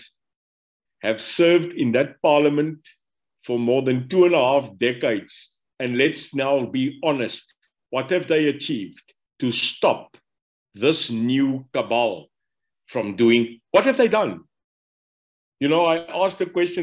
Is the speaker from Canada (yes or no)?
no; Stellenbosch, Western Cape, South Africa; I was born in Stellenbosch. Ek's 'n boertjie, so ek moes eintlik 'n plaasboer geraak het daar by Lyndorp in Stellenbosch